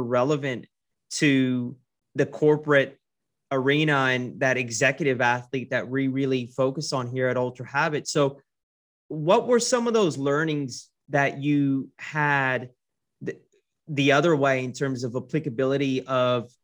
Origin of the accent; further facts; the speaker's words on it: San Francisco Bay Area, California, United States; now in Australia; I'm also from the San Francisco Bay Area.